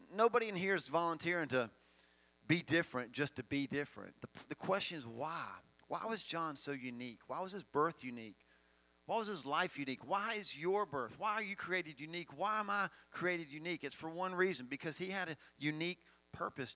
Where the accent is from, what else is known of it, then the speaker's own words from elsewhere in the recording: Finger, Tennessee, United States; I'm from Finger, not desert.